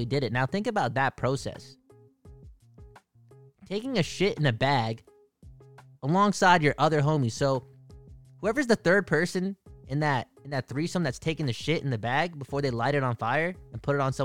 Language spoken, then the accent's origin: English; Canada; being a Canadian